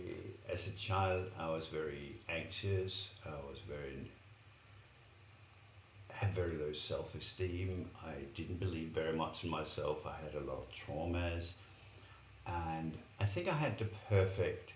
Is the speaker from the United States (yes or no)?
no; Denmark; also born or lived in Middle East / London; now in Australia; I was born in Denmark. I lived in the Middle East for a while. I lived in London for a while and lived in Australia